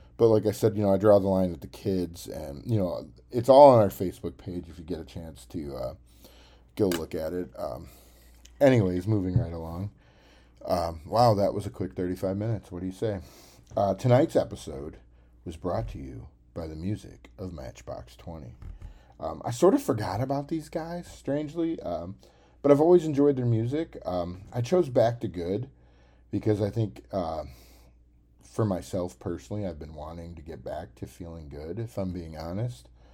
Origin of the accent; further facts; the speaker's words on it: Cookeville, Tennessee, United States; I actually went to Tennessee Tech University. That's kind of my hometown